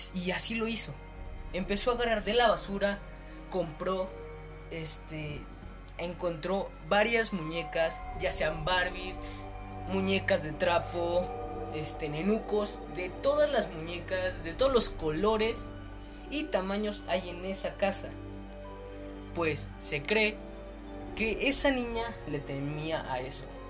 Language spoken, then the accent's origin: Spanish; Mexico; como yo soy mexicano, viví mi niñez con esa